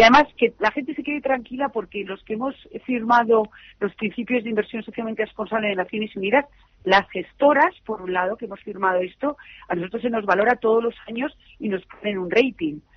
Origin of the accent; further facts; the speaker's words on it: Madrid, Community of Madrid, Spain; Estoy muy, muy orgullosa como española y como madrileña